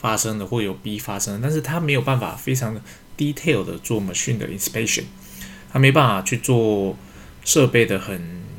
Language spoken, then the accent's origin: Chinese; Taiwan; 我们台湾这边开放的比较慢，